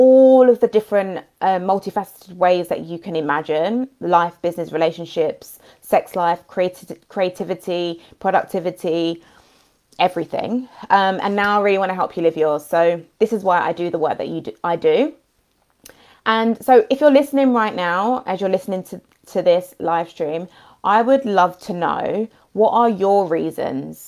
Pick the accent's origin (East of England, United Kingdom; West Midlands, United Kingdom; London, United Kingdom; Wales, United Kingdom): London, United Kingdom; I'm from London as well